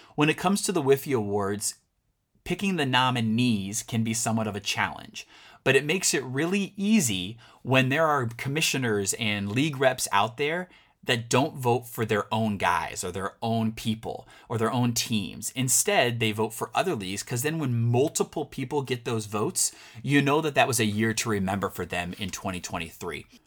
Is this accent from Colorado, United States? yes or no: no; Missouri, United States; Missouri, my home state